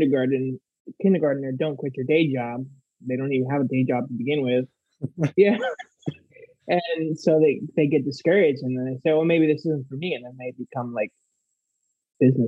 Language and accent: English; South Florida, United States; I was born and raised in South Florida